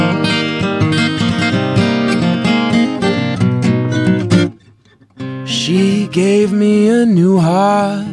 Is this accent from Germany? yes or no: no; Canada; also born or lived in Oregon, United States; I was born in Oregon, and then when I was about four, we moved up to Canada, where my mom is from